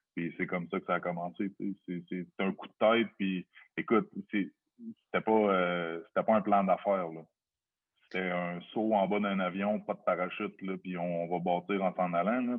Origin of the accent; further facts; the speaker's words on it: Lévis, Quebec, Canada; la maison, elle se trouve sur rive sud de Québec. Born and raised depuis, euh, toujours, le 8-3 pour, euh, pour, ceux, qui connaissent. sur la rive sud de Québec, en fait, Charny